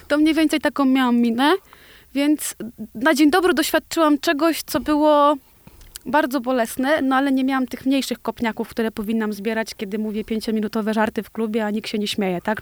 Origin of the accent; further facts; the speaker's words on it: Osiedle Niewiadów, Łódź Voivodeship, Poland; na bloku, w którym się wychowywałam